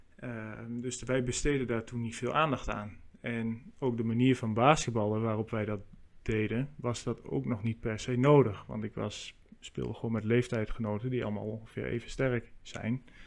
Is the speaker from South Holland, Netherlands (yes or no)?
no; Meppel, Drenthe, Netherlands; bij ons in Meppel, waar ik vandaan kom